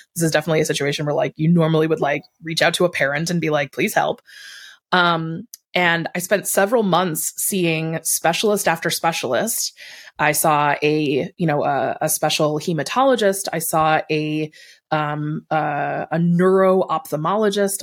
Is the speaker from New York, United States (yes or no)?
yes; Buffalo, New York, United States; I grew up in Buffalo.